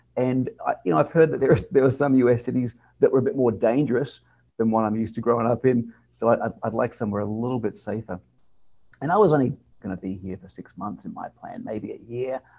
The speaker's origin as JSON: {"language": "English", "town": "Adelaide", "region": "South Australia", "country": "Australia", "tie": "born or raised there", "moved": "yes", "lives_now": "New Orleans, United States", "said": "born and raised in Australia, um, lived in a town called Adelaide which is on the south coast uh, of Australia."}